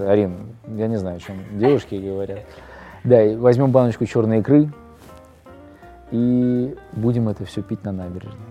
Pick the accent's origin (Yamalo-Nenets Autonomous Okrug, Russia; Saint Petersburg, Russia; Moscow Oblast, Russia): Saint Petersburg, Russia; born there; это может э, быть связано с тем, что я родился на Литейном, как раз рядом с домом э